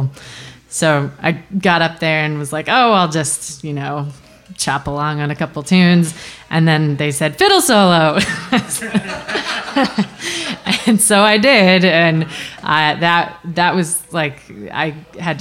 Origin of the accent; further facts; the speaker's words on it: Wisconsin, United States; moved away as an adult; now in Chicago, United States; I'm from Wisconsin